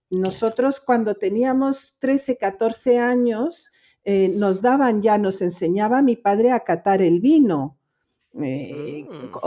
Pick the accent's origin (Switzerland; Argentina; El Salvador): Switzerland; Geneva; creciendo en Ginebra, hija de españoles, yo crecí mm, eh, bilingüe, totalmente, soy totalmente bilingüe francés-español